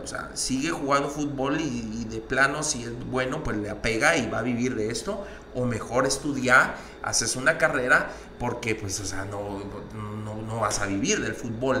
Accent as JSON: {"language": "Spanish", "country": "Guatemala", "said": "nosotros como guatemaltecos"}